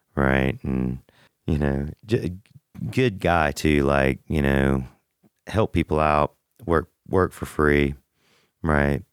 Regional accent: Macon, Georgia, United States; I'm from Macon, Georgia. Mac Town

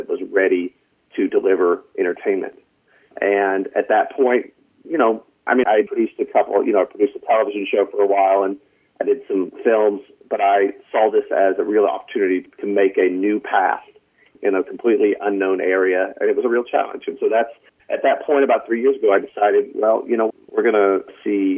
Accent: North Carolina, United States; moved away as an adult; now in Los Angeles, United States; I'm from North Carolina. I don't know if you can hear it in my voice.

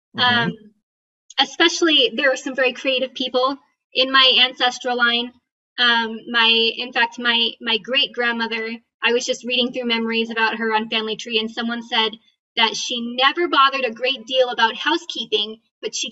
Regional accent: California, United States; moved away as an adult; also born or lived in Utah County, Utah; now in Utah, United States; I grew up in California

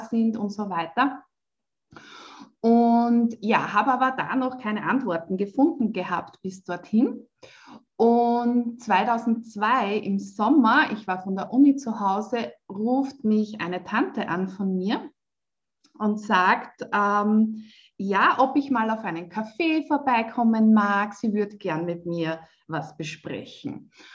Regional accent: Waidhofen an der Ybbs, Lower Austria, Austria; moved away as an adult; also born or lived in Vienna; Ich bin ja in Niederösterreich aufgewachsen. Ähm, in Weidhofen an der Ips

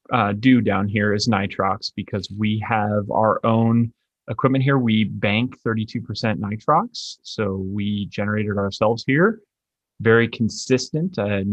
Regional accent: Arizona, United States; I'm from Arizona, so I just know that we are always 3 hours in front of Arizona.

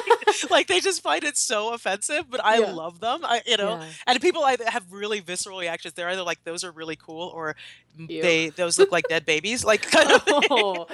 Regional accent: Trinidad & Tobago; but also because I'm from Trinidad, because my husband is English, it's sort of a necessity.

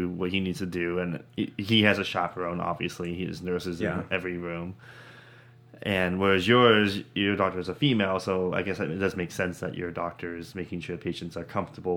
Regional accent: West Coast, United States; We're from the West Coast

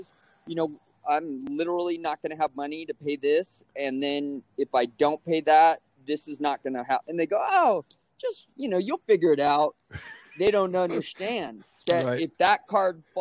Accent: San Bernardino, California, United States; I grew up in San Bernardino, California.

